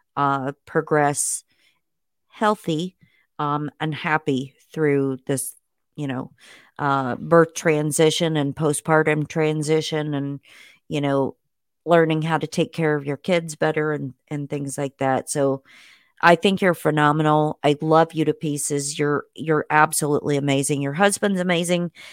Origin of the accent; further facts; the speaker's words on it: Indiana, United States; moved away; I was born in Indiana